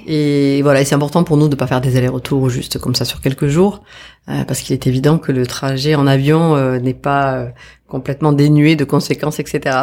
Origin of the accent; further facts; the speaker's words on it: Bazas, Nouvelle-Aquitaine, France; moved away as an adult; also born or lived in Épernay / Réunion; now in French Polynesia; j'ai grandi dans une petite ville qui est toute petite, qui a 5000 habitants, qui s'appelle Bazas, au sud de Bordeaux